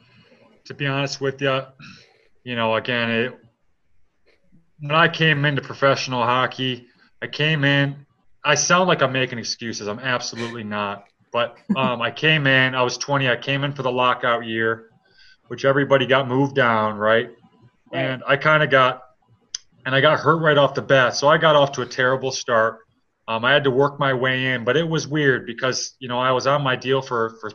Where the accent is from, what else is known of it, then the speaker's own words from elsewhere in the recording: Detroit, Michigan, United States; I'm from Detroit